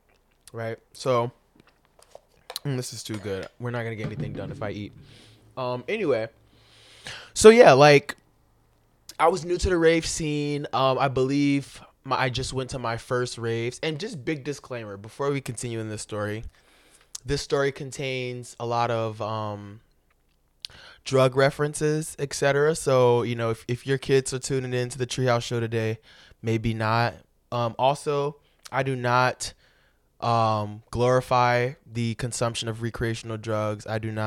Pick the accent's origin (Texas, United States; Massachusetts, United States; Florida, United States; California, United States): Florida, United States; born there; I was born in Florida, you know, it'd be nice, you know, to just, I hadn't been there in like 10 years, 15, maybe 20.